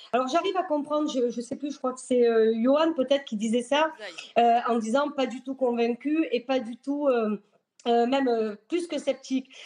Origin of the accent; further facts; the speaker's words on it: France; on est français